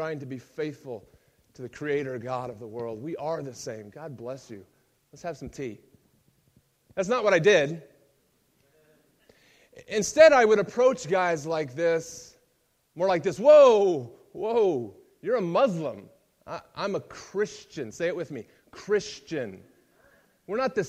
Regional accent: United States; moved away; I'm American.

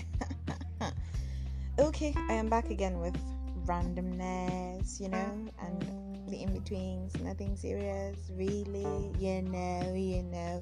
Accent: Nigeria; I am a Nigerian

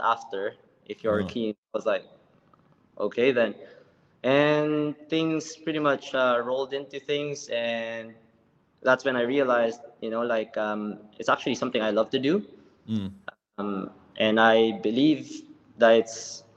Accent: Philippines; moved away as an adult; now in Singapore; I came from the Philippines. I used to swim for my country from 2004 all the way to 2014

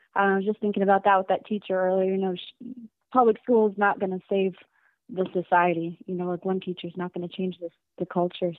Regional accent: Broward County, Florida, United States; moved away; I grew up in Broward, so it's like big city

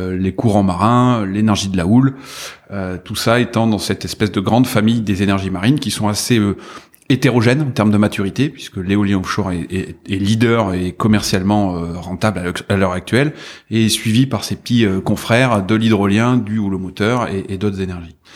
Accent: Bordeaux, Nouvelle-Aquitaine, France; also born or lived in Talence; je suis euh, bordelais, je suis né à Talence euh, il y a une quarantaine d'années.

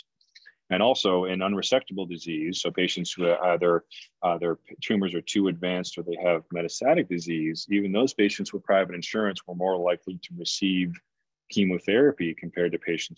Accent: Canada; now in United States; I'm actually from Canada, and I grew up with a public healthcare system. And so, you know, when I moved to the US

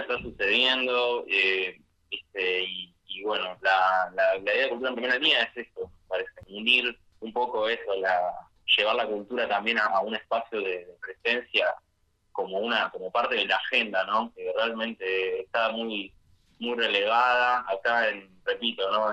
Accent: Buenos Aires, Argentina; yo soy de acá de Capital

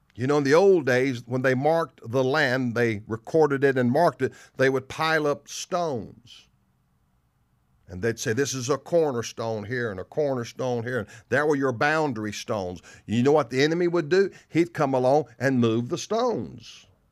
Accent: the South, United States; I'm from the South. People make fun of my English

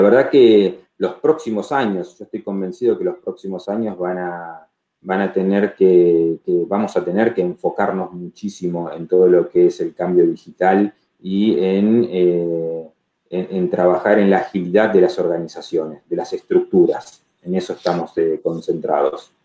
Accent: Rafaela, Santa Fe, Argentina; moved away as an adult; also born or lived in Buenos Aires; now in Rafaela, Argentina; arranqué aquí, nací, obviamente me crié aquí en Rafaela

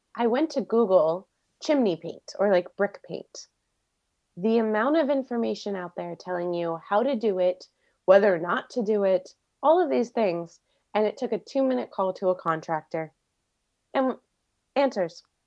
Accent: Maryland, United States; moved away as an adult; also born or lived in Florida; now in California, United States; I grew up in Maryland outside D C.

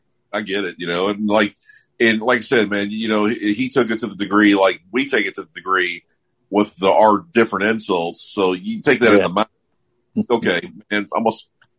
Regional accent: South Florida, United States; I grew up in South Florida, just like Chris. And I've been around every race and nomenclature you can name of.

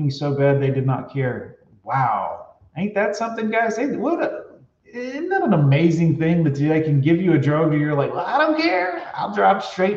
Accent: Fort Lauderdale, Florida, United States; I grew up in Fort Lauderdale

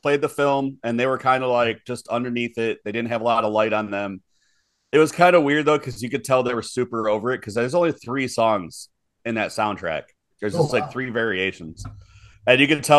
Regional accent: Midwest, United States; We're from the Midwest. We call soda pop.

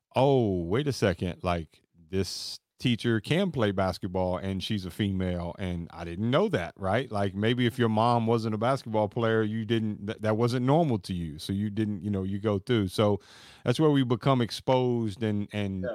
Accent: Kentucky, United States; I'm born and raised in Kentucky

